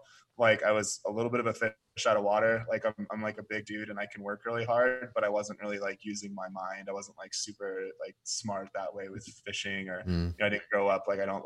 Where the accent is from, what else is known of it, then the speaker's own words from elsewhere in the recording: Oregon, United States; moved away as an adult; also born or lived in Seattle, Washington / Alaska; I was born in Seattle, moved down to Oregon. That's where I spent most of my life